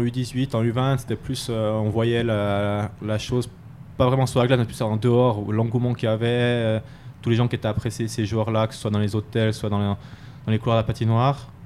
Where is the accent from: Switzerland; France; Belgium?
Switzerland; Fribourg; moved away as an adult; also born or lived in Ajoie; Fribourg, ça reste particulier parce que quand même, euh, c'est là d'où je viens, c'est là que j'ai grandi.